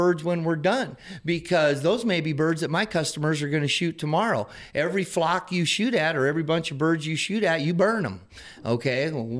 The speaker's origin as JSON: {"language": "English", "town": "Sioux Falls", "region": "South Dakota", "country": "United States", "tie": "born there", "said": "Okay, so Michael's my stepdad. And I was born in Sioux Falls."}